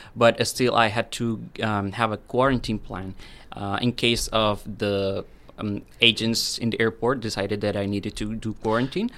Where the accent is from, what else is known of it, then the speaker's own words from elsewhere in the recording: Medellin, Antioquia, Colombia; moved away as an adult; now in Cape Breton, Canada; I'm from a city. It's called Medellin.